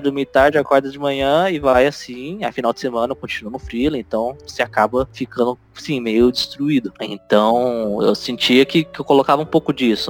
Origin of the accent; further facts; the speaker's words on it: Ribeirão Preto, São Paulo, Brazil; lá na minha cidade natal, é, interior de São Paulo, é, Ribeirão Preto